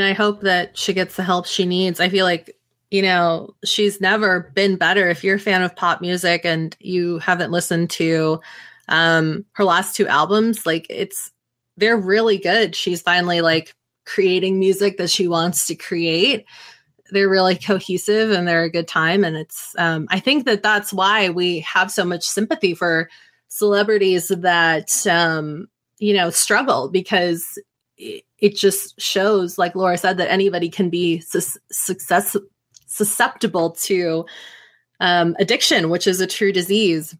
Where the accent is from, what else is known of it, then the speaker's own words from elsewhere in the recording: Northern California, United States; having lived in Southern California and also growing up in Northern California